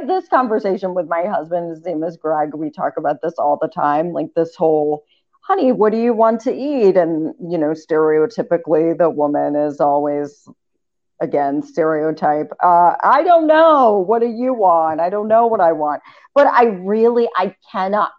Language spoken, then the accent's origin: English; Appalachia, United States; moved away as an adult; also born or lived in Southeast United States; now in Cleveland, United States; I'm from Appalachia.